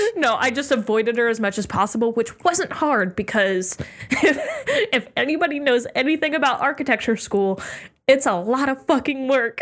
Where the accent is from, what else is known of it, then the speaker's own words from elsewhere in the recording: Virginia, United States; also born or lived in Oregon; moved to Virginia